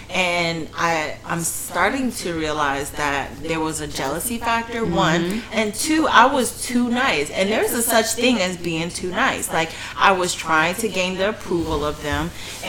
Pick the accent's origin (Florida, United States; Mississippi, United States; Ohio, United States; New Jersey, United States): Florida, United States; Port St. Lucie; Port St. Lucie.